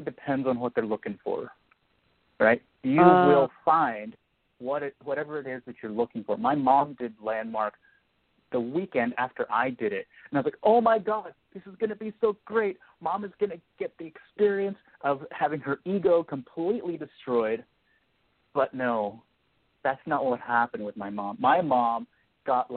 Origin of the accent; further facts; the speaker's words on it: Philadelphia, Pennsylvania, United States; moved away as an adult; also born or lived in China; being Chinese American, but also growing up in Philadelphia.